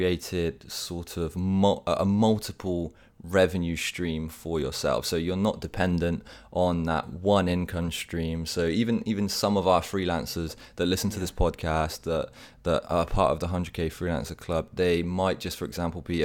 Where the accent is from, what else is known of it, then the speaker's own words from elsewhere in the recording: Bath, South West England, United Kingdom; moved away; when I was back in the UK, we lived right near to each other, sharing that childhood in the city of Bath